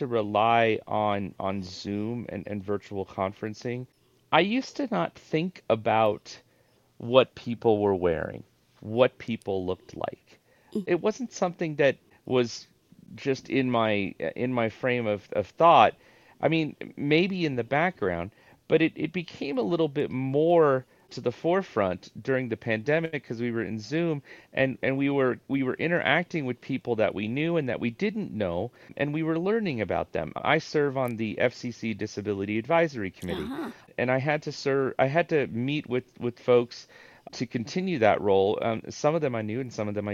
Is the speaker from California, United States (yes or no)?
yes; Orange County, California, United States; I was actually born in Orange County, California, back in the early 70s